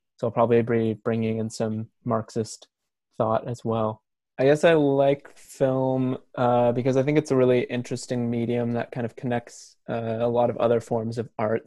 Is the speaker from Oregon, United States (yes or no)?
yes; Portland, Oregon, United States; I am from Portland, Oregon, and I am currently living there.